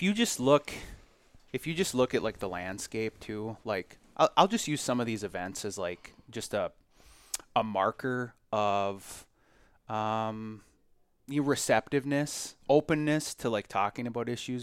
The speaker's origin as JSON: {"language": "English", "area": "Collin Peterson's district", "region": "Minnesota", "country": "United States", "tie": "born or raised there", "moved": "yes", "said": "I grew up in Colin Peterson's district, um, and my parents still live there."}